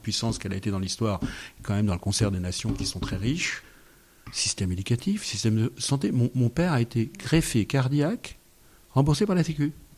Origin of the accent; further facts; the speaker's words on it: France; Je suis né en France en 1963.